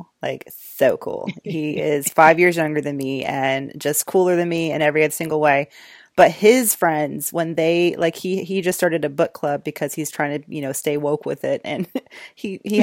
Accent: Georgia, United States; I'm from Georgia

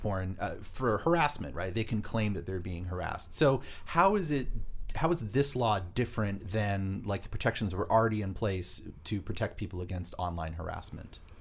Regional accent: Boston, Massachusetts, United States; I was born in Boston. The whole family's from Boston

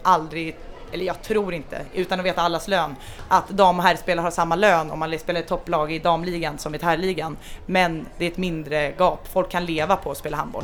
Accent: Stockholm, Stockholm County, Sweden; moved away as an adult; now in Denmark; jag har vuxit upp eh, i Stockholm

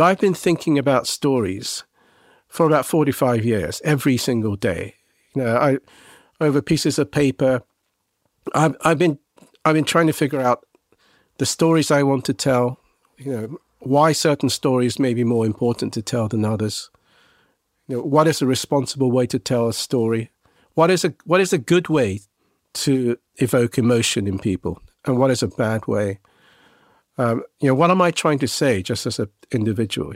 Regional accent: England, United Kingdom; I was a Japanese boy growing up in England

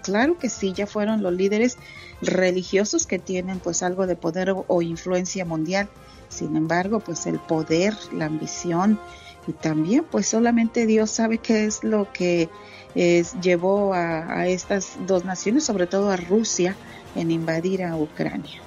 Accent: Santa Catarina, Nuevo León, Mexico; now in Dallas, United States; mi pueblito, Santa Catarina, Nuevo León

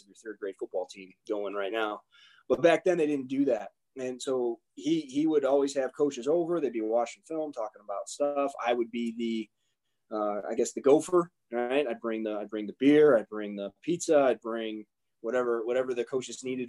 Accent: Bensenville, Illinois, United States; I grew up in Bensonville, Illinois

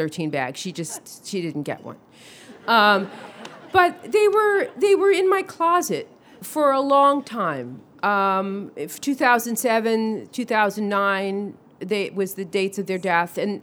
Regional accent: New York City, New York, United States; I grew up in Brooklyn.

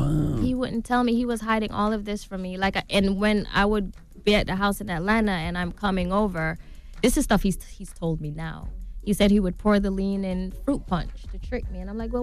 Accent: Saint Thomas, Jamaica; Growing up in Jamaica, I witnessed my dad being murdered.

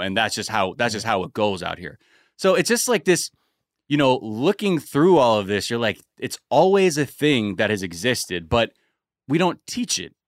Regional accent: California, United States; I grew up in California

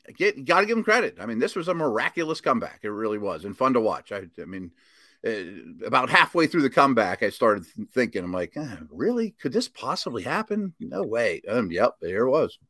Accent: Pittsburgh, Pennsylvania, United States; my hometown

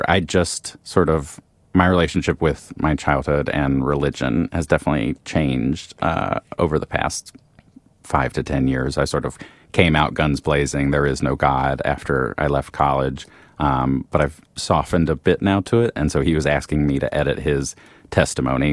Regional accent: Roanoke, Virginia, United States; moved away as an adult; also born or lived in Myrtle Beach, South Carolina; Southern Virginia, this tiny little town, not that tiny, called Roanoke.

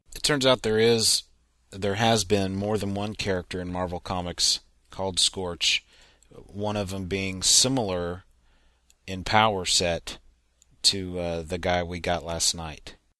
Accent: Texas, United States; as a Texan

